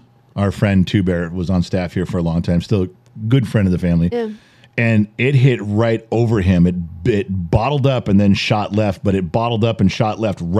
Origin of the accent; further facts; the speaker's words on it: Southern California, United States; We grew up in California, Southern California's